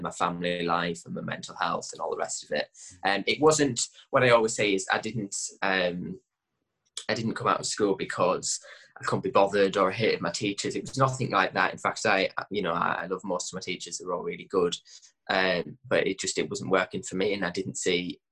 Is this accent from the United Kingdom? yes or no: yes; Gosforth, North West England, United Kingdom; also born or lived in Kendal; I'm from the Lake District in a little village called Gosforth